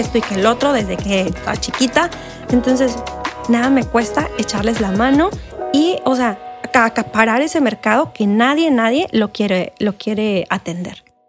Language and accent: Spanish; San Luis Río Colorado, Sonora, Mexico; moved away as an adult; now in Mexicali, Mexico; soy de San Luis Colorado